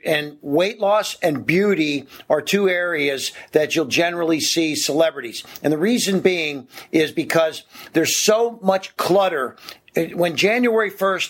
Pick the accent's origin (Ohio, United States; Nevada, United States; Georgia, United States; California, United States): Ohio, United States; moved away; I'm from Ohio originally, and it would get really cold in the winter